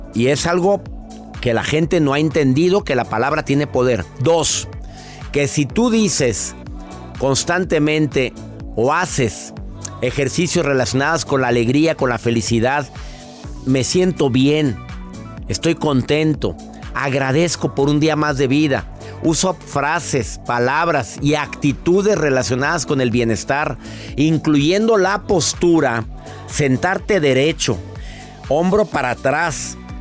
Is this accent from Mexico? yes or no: yes; Mexico; en México, ¿eh? En mi país adorado